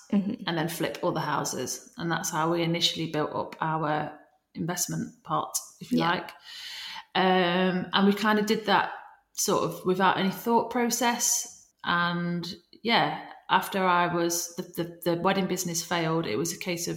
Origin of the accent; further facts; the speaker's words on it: Nottingham, East Midlands, United Kingdom; I'm from Nottingham.